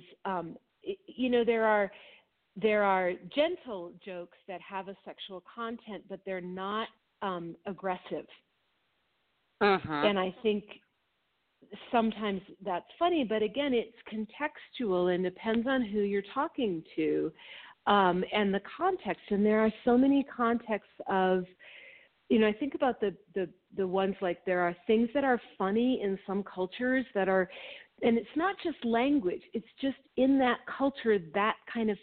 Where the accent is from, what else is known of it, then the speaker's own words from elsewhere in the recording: Minnesota, United States; I grew up in Minnesota